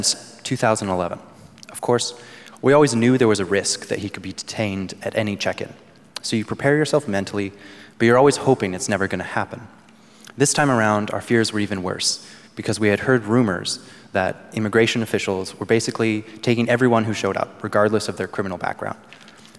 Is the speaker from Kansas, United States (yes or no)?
no; Georgia, United States; Growing up in Georgia, we didn't have insurance